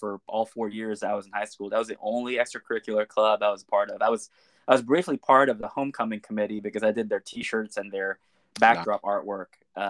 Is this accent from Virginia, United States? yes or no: no; Little Rock, Arkansas, United States; Yes, I was born and raised in Little Rock. My family has lived pretty much my whole family lives in central Arkansas.